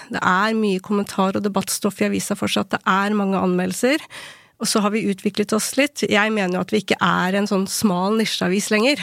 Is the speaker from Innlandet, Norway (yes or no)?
yes; Ilseng, Innlandet, Norway; moved away; also born or lived in South Korea / Bergen; vokste opp på ildseng